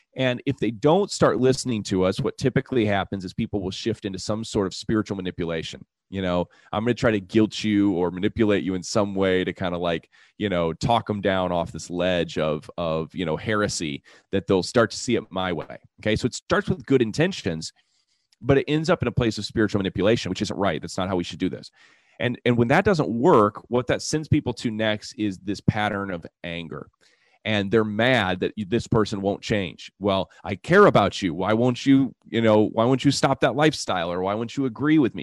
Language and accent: English; United States; I'm an American